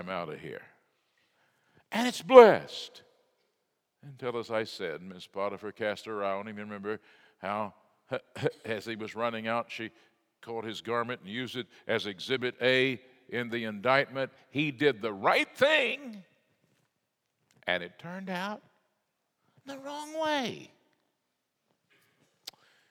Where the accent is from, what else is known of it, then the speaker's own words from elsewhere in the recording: Fort Worth, Texas, United States; I grew up out in Arlington Heights